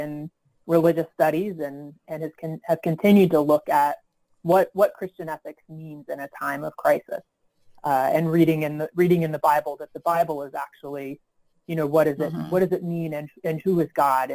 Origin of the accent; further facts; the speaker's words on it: Marietta, Georgia, United States; I grew up in Marietta, Georgia